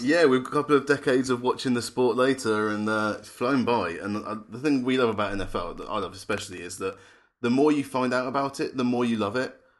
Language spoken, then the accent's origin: English; England, United Kingdom; we're not American. We are English, British, and European all at the same time.